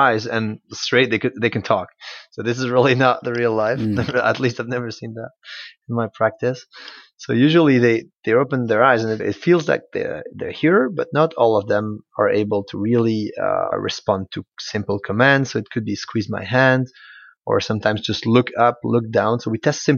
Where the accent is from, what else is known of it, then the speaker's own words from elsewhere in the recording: Switzerland; moved away as an adult; also born or lived in Belgium; now in Liège, Belgium; I graduated from the University of Geneva in Switzerland, which is my home country. And then I moved to Belgium to start my PhD.